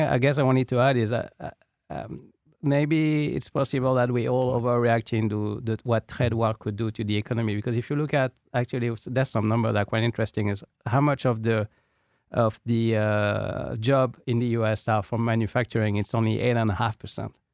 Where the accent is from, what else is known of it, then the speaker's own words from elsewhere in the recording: France; accent: French; also born or lived in United Kingdom; now in United States; with my French accent